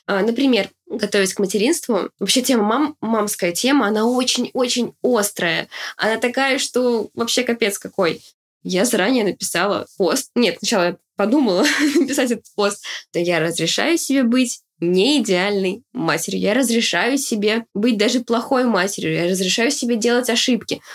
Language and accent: Russian; Uzbekistan; now in Ryazan, Russia; я родилась в Узбекистане, я росла в неполной семье